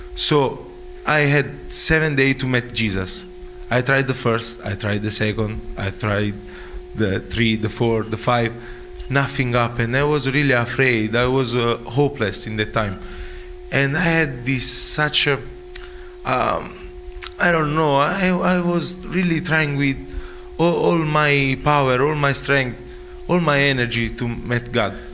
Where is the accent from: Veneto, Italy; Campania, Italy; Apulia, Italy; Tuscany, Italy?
Campania, Italy; Naples; English is a second language; moved away; I came from Naples in Italy, the south of Italy, and I'm a student of IBTI College